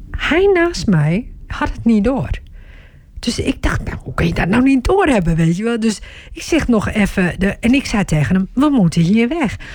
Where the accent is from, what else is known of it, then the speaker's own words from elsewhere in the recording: Turkey; ik, ik ben Turks hè.